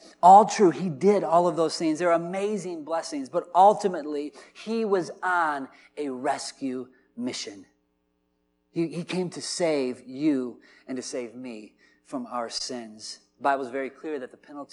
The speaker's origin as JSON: {"language": "English", "town": "Dubuque", "region": "Iowa", "country": "United States", "moved": "yes", "said": "I'm from Dubuque, and hockey's a little bit of a bigger culture up there"}